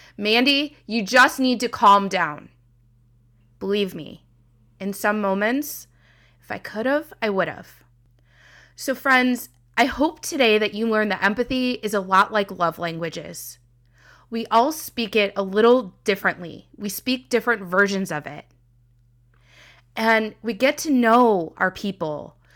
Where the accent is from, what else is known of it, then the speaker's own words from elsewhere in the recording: Midwest, United States; I'm from the Midwest